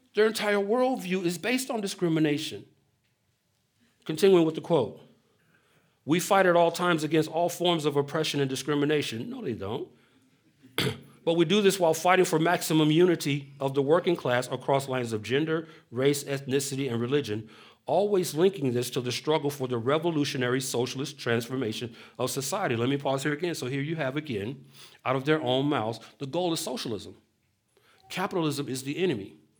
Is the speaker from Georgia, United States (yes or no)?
yes; Atlanta, Georgia, United States; moved away as an adult; I was born and raised in Atlanta